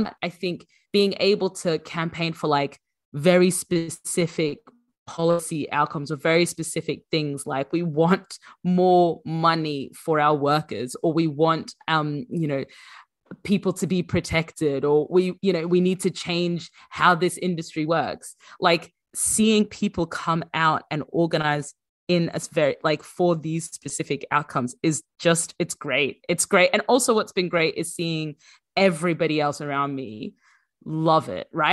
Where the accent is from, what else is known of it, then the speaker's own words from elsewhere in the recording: Brisbane, Queensland, Australia; moved away as an adult; also born or lived in Sudan; now in United Kingdom; I grew up in Brisbane, and we were one of the very few Sudanese